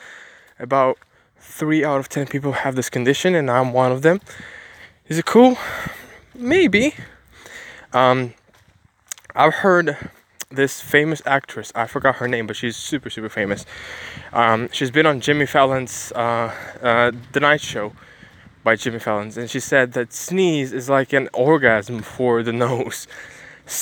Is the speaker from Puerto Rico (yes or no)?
no; Ukraine; I'm an Asian guy, even though I'm from Ukraine